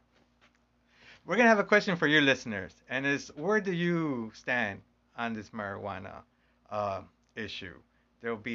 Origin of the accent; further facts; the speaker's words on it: Chicago, Illinois, United States; we're from Chicago.